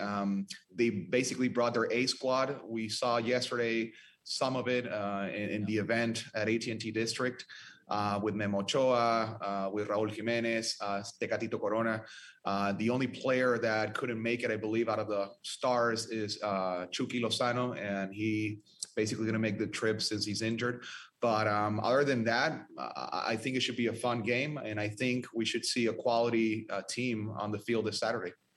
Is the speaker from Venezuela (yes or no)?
yes; Venezuela; now in Dallas, United States; I'm from Venezuela